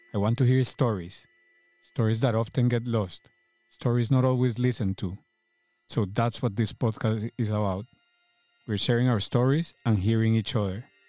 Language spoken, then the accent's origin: English; Cali, Valle del Cauca, Colombia; accent: thick accent; English is a second language; moved away as an adult; now in London, United Kingdom; Cali, where I'm from in Colombia, is a smaller, a slower, a, a much more relaxed city.